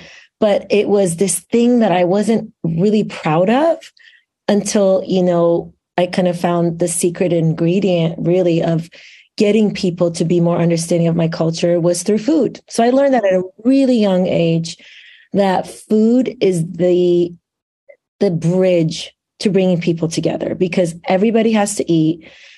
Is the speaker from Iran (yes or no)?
yes; Iran; now in Lake Oswego, United States; I came here as an immigrant in the late 1980s. So I came straight from Iran to Lake Oswego, Oregon. So that's the beginning of my story, which there's a reason, of course, I'm sharing that. So my Iranian heritage is such a big part of who I am.